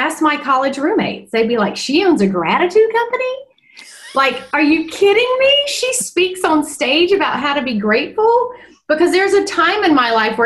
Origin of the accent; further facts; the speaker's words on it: North Carolina, United States; I was born in North Carolina and I grew up with visionaries and entrepreneurs